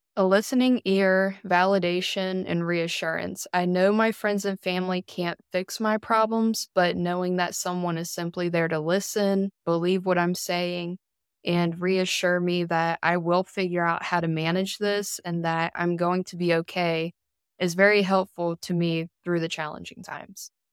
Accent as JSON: {"language": "English", "town": "Elizabeth City", "region": "North Carolina", "country": "United States", "tie": "born or raised there", "lives_now": "Greenville, United States", "said": "I am originally from Elizabeth City, North Carolina"}